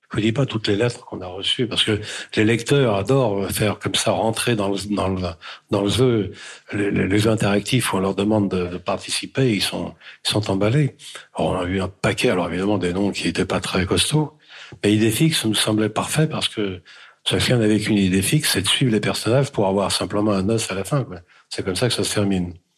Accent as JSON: {"language": "French", "country": "France", "tie": "born or raised there", "said": "je suis né en France, bien sûr, mais mes parents sont arrivés en France en dix-neuf cent vingt-deux"}